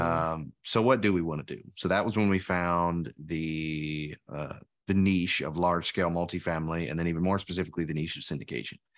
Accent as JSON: {"language": "English", "region": "Tennessee", "country": "United States", "said": "we're both from Tennessee"}